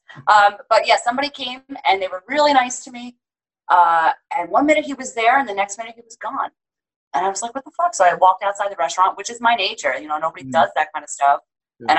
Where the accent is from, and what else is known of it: New York, United States; moved away; also born or lived in Seattle